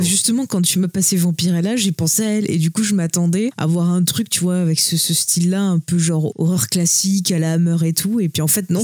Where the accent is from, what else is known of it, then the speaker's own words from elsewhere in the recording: France; nous on est français